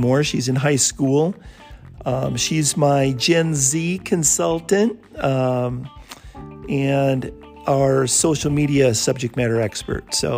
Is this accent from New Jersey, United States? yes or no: no; Bloomington, Minnesota, United States; moved away as an adult; also born or lived in San Diego; I'm from the Twin Cities area, grew up in Bloomington, went to high school at John F. Kennedy